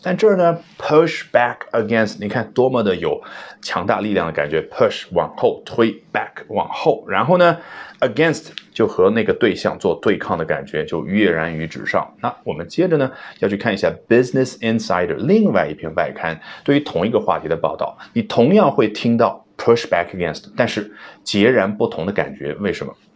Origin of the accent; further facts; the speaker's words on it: China; 我们中国人